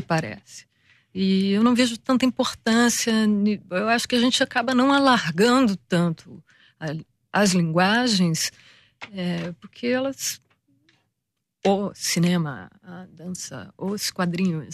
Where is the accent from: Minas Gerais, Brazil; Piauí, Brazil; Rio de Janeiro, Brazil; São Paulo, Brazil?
Rio de Janeiro, Brazil; quando a gente vem do Brasil e, sobretudo, do Rio de Janeiro, especificamente do Rio de Janeiro